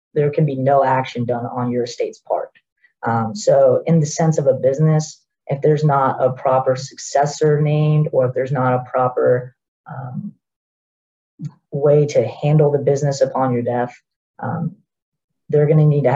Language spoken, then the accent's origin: English; Central Florida, United States; I grew up here in the Central Florida area